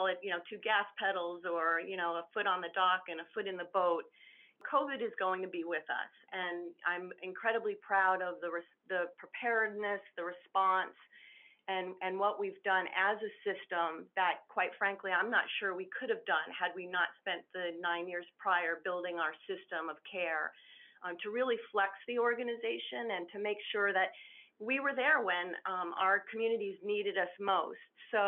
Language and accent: English; Southern Connecticut, United States; moved away as an adult; also born or lived in Southwest United States / California; I was born and raised in Southern Connecticut